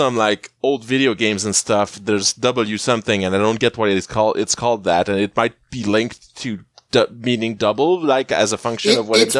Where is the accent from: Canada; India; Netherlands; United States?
Canada; first language French; English is a second language; Even though I'm French Canadian